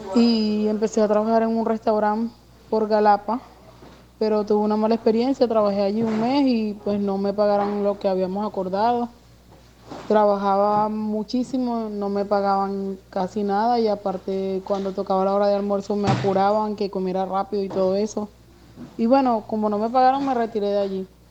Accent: Venezuela; moved away as an adult; now in Barranquilla, Colombia; soy migrante venezolana. Llegué acá a la ciudad de Barranquilla el 19 de febrero del año 2019

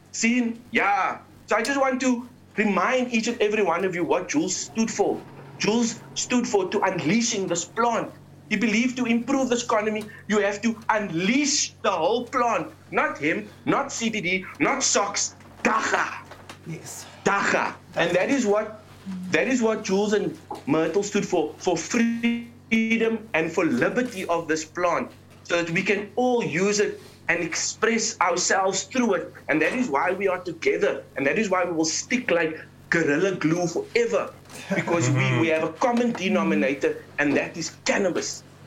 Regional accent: South Africa

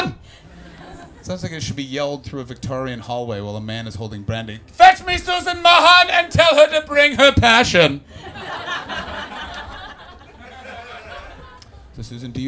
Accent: Canada; I'm from Canada

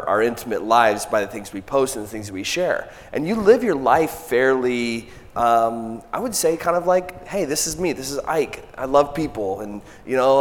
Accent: Michigan, United States; now in Southern United States; I'm kind of from Michigan, but transplanted to the South

